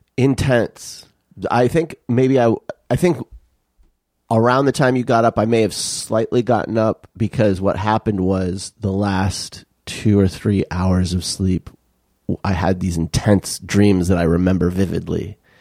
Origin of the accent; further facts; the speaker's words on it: Tucson, Arizona, United States; growing up in Tucson